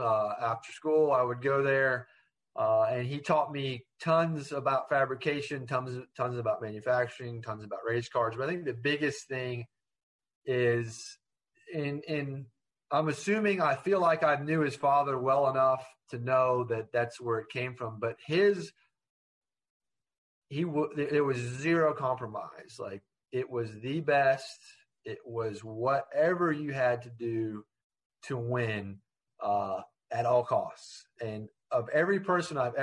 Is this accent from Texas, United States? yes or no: no; Ormond Beach, Florida, United States; there's the area I grew up in, and, you know, I'm from Ormond Beach, but basically that Daytona area